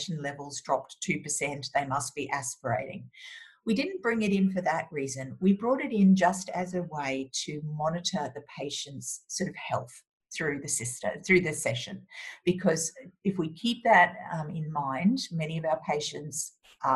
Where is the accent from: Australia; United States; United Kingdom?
Australia; as an Australian